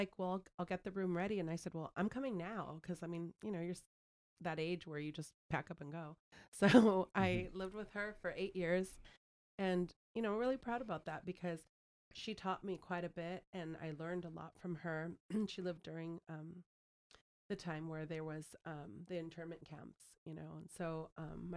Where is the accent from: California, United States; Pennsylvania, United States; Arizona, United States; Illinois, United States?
California, United States; West Covina; also born or lived in Chino Hills, California; I grew up in West Covina